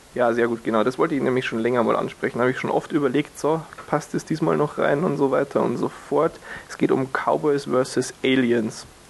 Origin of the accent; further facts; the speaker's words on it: Germany; hier bei uns in Deutschland